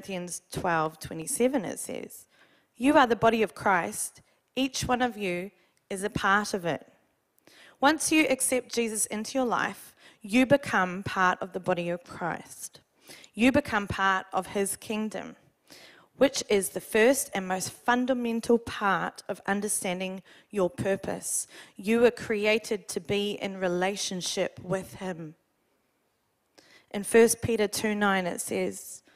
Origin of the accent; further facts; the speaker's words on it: New Zealand; now in Australia; Being a Kiwi